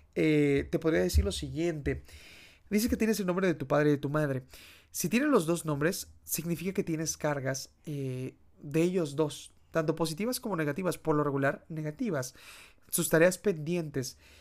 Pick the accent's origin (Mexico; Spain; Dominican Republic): Mexico; al menos en mi país es muy común, eh, que es de México